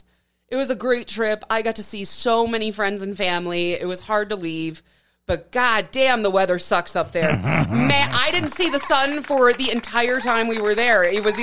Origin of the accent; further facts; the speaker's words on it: Midwest, United States; As a Midwesterner, you know that.